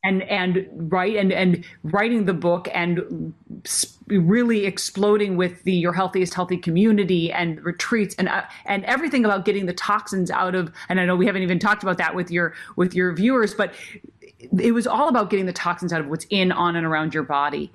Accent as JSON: {"language": "English", "region": "Minnesota", "country": "United States", "tie": "born or raised there", "said": "when I was growing up in Minnesota"}